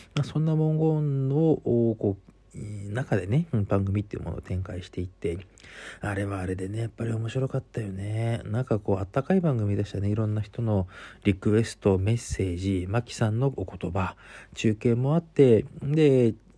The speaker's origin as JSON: {"language": "Japanese", "town": "Sapporo", "region": "Hokkaido", "country": "Japan", "said": "私は札幌の人間でございますので"}